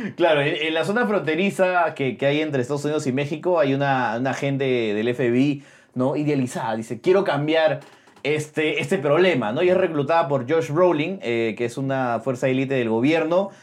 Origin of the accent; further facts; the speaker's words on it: Peru; como peruanos